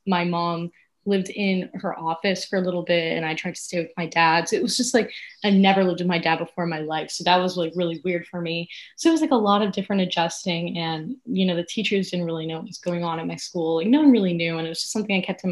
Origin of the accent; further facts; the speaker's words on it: South Florida, United States; we're both from South Florida, and being from South Florida is so incredibly unique.